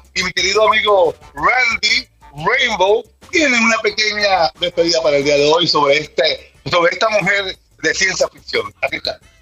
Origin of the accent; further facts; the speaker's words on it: United States; nosotros como americanos